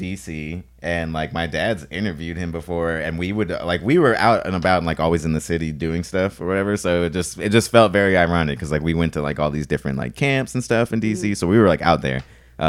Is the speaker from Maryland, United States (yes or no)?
yes; Maryland, United States; I'm from Maryland.